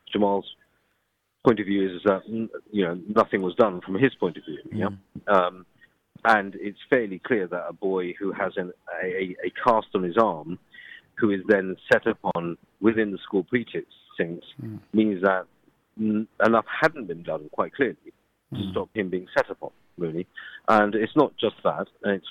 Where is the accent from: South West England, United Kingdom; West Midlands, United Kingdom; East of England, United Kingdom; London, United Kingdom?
London, United Kingdom; I'm from London